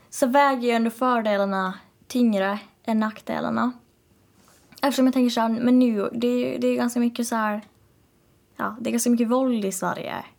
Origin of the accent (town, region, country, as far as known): Åland Islands